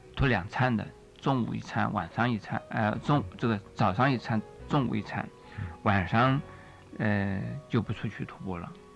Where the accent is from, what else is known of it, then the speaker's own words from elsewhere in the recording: China; 我们中国人，从这个一开始啊，呃，我们所看到的出家人呢，呃，都是吃素的